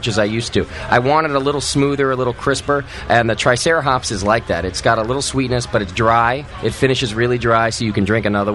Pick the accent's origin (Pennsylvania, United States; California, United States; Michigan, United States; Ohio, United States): California, United States; Bay Area; I'm from the Bay Area